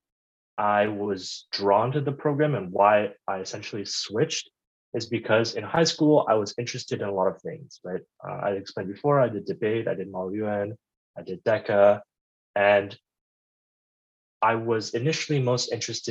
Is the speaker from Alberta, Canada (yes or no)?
no; Ottawa, Ontario, Canada; moved away as an adult; now in Los Angeles, United States; I am Canadian. I grew up in Ottawa. It's also where I went to high school